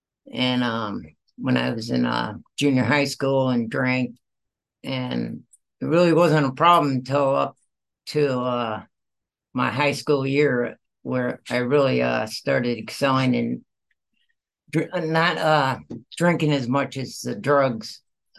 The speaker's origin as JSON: {"language": "English", "region": "Michigan", "country": "United States", "tie": "born or raised there", "said": "I was born and raised in the Midwest, Michigan, and I had four brothers, no, five brothers and a sister"}